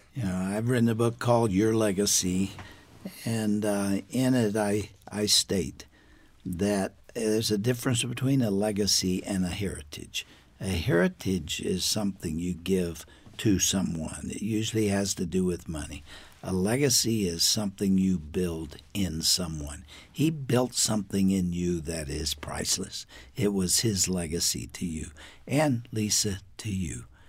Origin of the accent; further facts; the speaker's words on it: United States; as an American